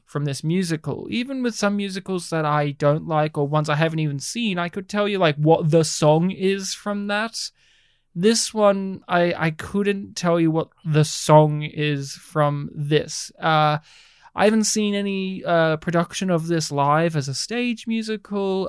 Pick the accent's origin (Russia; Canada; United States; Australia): Australia; first language English; I'm more Australian than you.